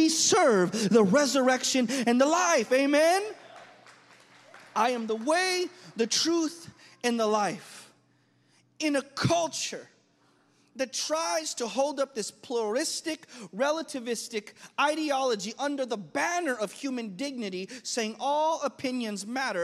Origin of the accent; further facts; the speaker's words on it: United States; I was raised in American culture